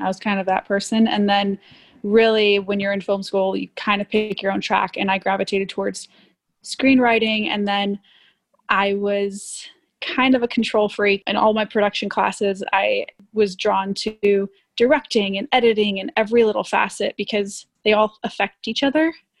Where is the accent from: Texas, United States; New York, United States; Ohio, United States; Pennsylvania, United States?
Texas, United States; also born or lived in Miami; Born in Miami. I'm Cuban, so that makes sense. But my family moved to Texas after Hurricane Andrew.